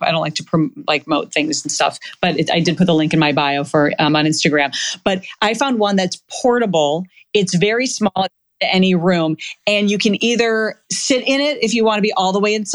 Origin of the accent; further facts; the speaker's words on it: Minnesota, United States; now in Los Angeles, United States; I'm from Minnesota